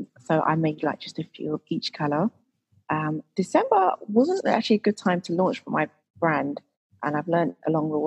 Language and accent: English; Croydon, London, United Kingdom; I actually grew up in Croydon